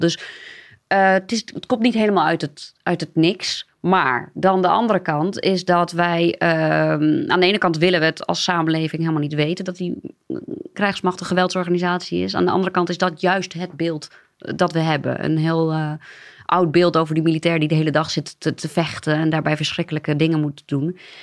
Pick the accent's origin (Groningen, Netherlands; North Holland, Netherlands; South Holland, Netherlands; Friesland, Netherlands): Groningen, Netherlands; a small village in; moved away as an adult; now in Amsterdam, Netherlands; Maar ik, kom, en dat is vast aan me te horen, uit een, eh, een klein dorpje in eh, Groningen. Ehm, en eh, ja, tot mijn achttiende gewoond